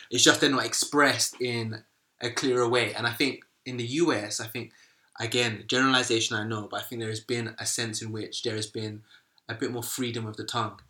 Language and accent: English; United Kingdom; our identity as black British people